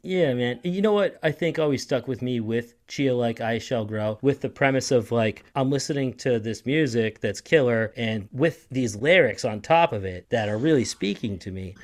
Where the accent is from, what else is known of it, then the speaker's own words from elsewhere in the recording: Boston, Massachusetts, United States; moved away as an adult; now in St. Petersburg, United States; I'm from Boston